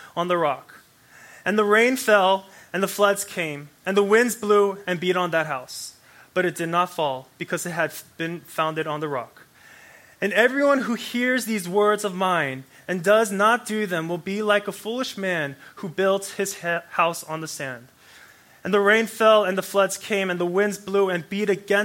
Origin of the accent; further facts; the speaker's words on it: Anchorage, Alaska, United States; I grew up in Anchorage, Alaska, right? Anchorage, Alaska, 907. Hey. I grew up there